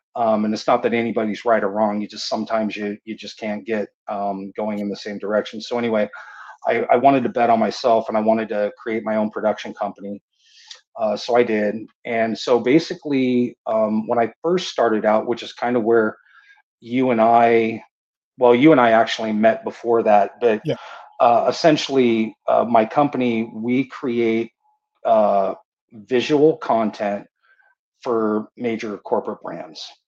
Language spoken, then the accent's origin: English; San Diego, California, United States; I was born and raised in San Diego